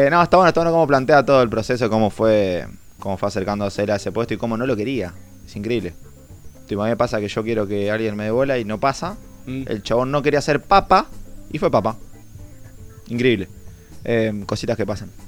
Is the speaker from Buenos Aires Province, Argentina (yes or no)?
yes; Carmen de Areco, Buenos Aires Province, Argentina; moved away as an adult; yo voy mucho de, acá a mi pueblo. voy casi todos los fines de semana. ¿Qué pueblo? Carmen de Areco.